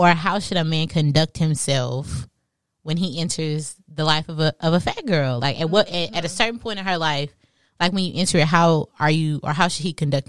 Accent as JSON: {"language": "English", "town": "Beaumont", "region": "Texas", "country": "United States", "said": "I'm from Beaumont, Texas."}